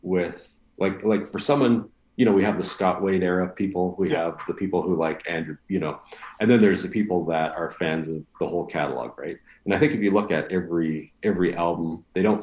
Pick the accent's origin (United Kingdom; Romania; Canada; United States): Canada; Winnipeg, Manitoba; we're from Winnipeg.